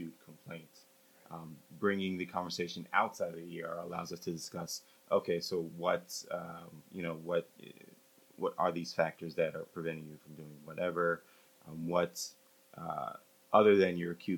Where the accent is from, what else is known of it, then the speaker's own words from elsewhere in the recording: New Jersey, United States; moved away as an adult; also born or lived in Miami; now in Atlanta, United States; I grew up in New Jersey